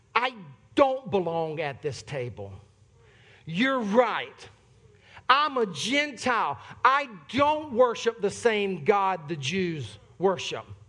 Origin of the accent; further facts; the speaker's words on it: Sumter, South Carolina, United States; moved away; I am from Sumter, South Carolina.